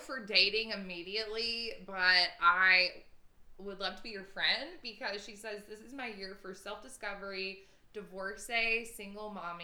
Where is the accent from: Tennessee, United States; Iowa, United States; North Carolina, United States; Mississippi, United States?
Tennessee, United States; Memphis; Memphis is my hometown.